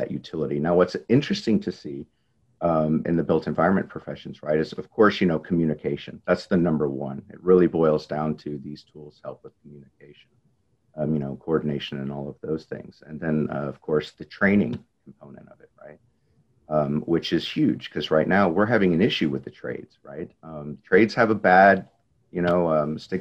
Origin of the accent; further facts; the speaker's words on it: Texas, United States; I'm natively from Texas